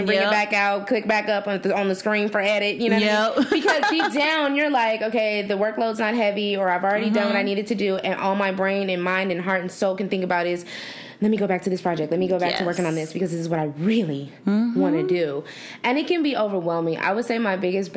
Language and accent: English; Los Angeles, California, United States; now in Arizona, United States